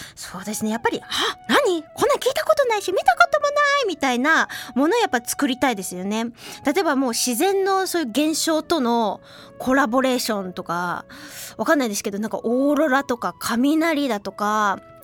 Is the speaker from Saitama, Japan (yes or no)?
no; Hiroshima, Japan; 広島出身なんですけれども